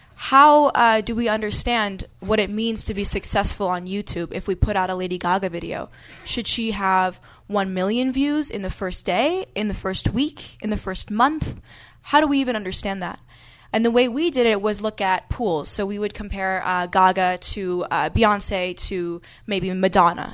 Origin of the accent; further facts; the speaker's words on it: New York City, New York, United States; moved away; also born or lived in Washington, D.C.; I grew up in New York City